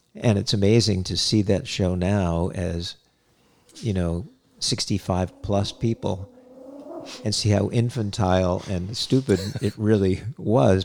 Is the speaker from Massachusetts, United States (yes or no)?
yes; Hyannis, Massachusetts, United States; I grew up in Cape Cod, Massachusetts, in Hyannis